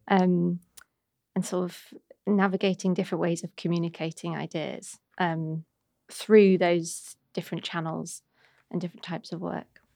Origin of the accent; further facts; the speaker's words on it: Warrington, North West England, United Kingdom; accent: Manc; now in London, United Kingdom; I grew up in a lovely town. Mm-hmm. I'm saying that sort of ironically called Warrington